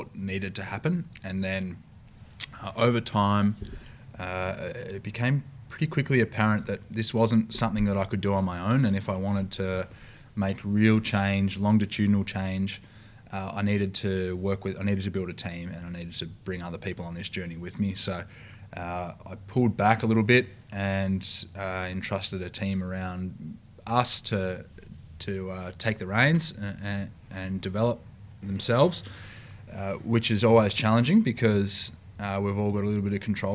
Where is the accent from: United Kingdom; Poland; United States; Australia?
Australia; moved away; also born or lived in New Zealand; I'm Australian born, I'm Australian blooded